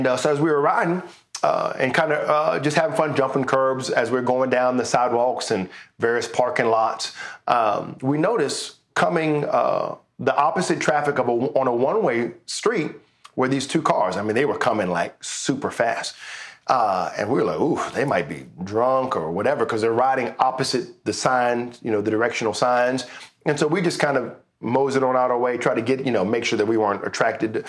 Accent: Richmond, Virginia, United States; now in Canada; We lived, I'm from Richmond, Virginia. which is the capital of Virginia, we lived in Henrico County.

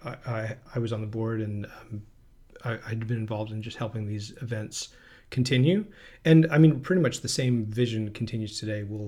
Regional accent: Philadelphia, Pennsylvania, United States; where I grew up in Philadelphia

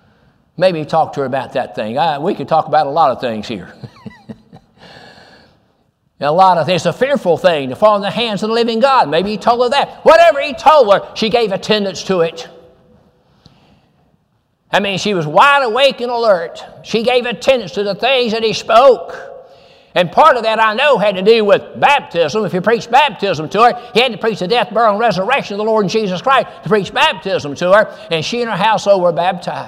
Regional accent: Goodlettsville, Tennessee, United States; I'm from Goodlettsville

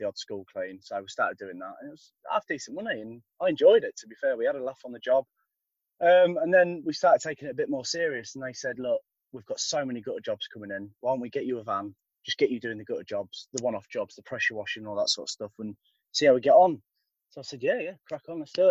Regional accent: Boston, East Midlands, United Kingdom; from Boston

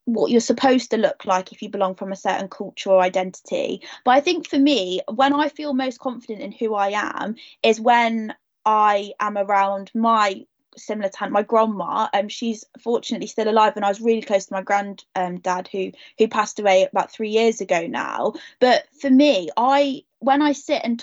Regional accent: Leicestershire, East Midlands, United Kingdom; I live in a small village in Leicestershire

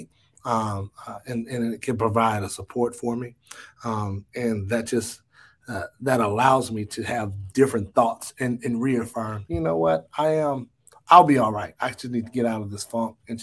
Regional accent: Dallas, Texas, United States; I grew up in the Redbird area. And though we weren't a part of the original city limits, it was just known growing up that that's Oak Cliff

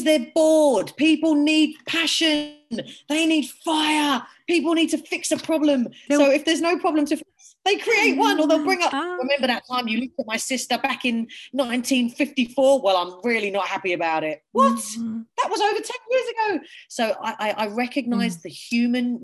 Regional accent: England, United Kingdom; now in Australia; I am from England

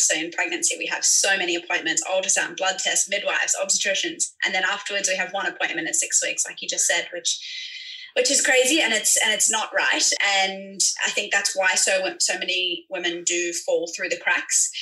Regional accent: Sydney, New South Wales, Australia; now in Hong Kong; I'm a midwife from Sydney

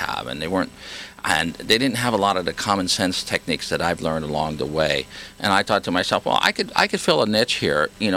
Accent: Hawaii, United States; I grew up in Hawaii speaking the kind of pidgin English

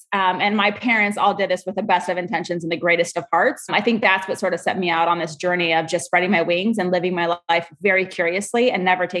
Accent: Southern California, United States; also born or lived in Arkansas; And I was born actually in Arkansas, even though I was raised in Southern California. Very, very loving family life, a lot of Latin culture immersed within, you know, US American society.

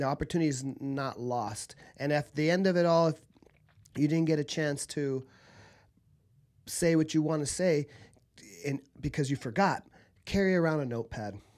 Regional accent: Southern California, United States; also born or lived in Argentina; I grew up in Southern California.

